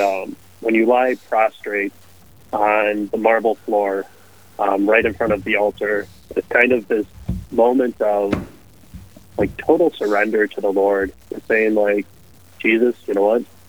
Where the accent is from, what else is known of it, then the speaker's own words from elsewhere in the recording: Hibbing, Minnesota, United States; I grew up in Hibbing, Minnesota. So little far up north